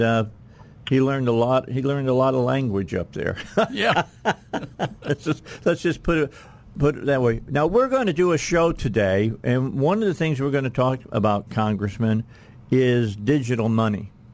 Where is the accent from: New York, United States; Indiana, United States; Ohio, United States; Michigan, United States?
Indiana, United States; moved away; that's my home state. That's where I grew up